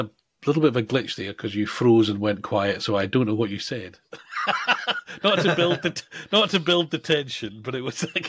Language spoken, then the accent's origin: English; United Kingdom; we're British